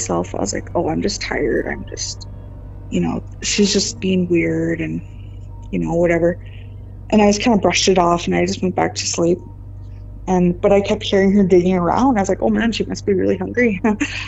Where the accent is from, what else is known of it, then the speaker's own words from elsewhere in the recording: Browning, Montana, United States; I grew up on the Blackfeet Reservation in Browning, Montana.